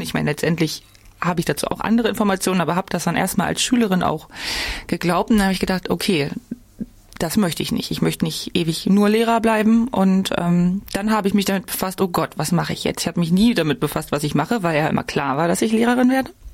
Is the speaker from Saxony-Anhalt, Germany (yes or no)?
yes; Altmark, Saxony-Anhalt, Germany; moved away as an adult; also born or lived in Magdeburg / Jena; Also geboren bin ich in Magdeburg. Ähm, aufgewachsen bin ich in der Altmark. Das ist ganz im Norden von Sachsen-Anhalt